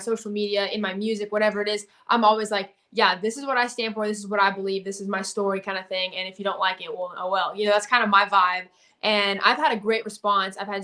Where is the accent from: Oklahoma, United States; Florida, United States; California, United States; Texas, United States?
Texas, United States; about 30 minutes from Houston; also born or lived in Nashville; I'm out here in Texas. I kind of split time between Texas and Nashville, just kind of doing the music thing. My family's in Texas, like I would say probably like 30 minutes from Houston